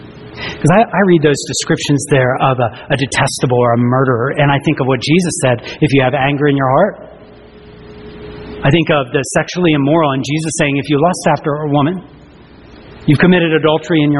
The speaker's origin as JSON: {"language": "English", "region": "the South", "country": "United States", "tie": "born or raised there", "said": "I grew up in the South"}